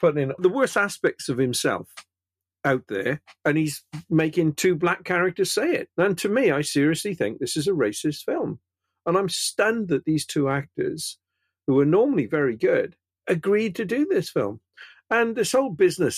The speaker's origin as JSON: {"language": "English", "region": "Wales", "country": "United Kingdom", "said": "I'm Welsh"}